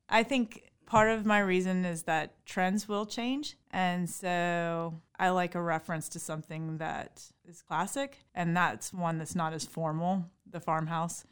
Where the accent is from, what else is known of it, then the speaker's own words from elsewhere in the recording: Harrisonburg, Virginia, United States; I grew up right here in Harrisonburg on the west side of town on Route thirty-three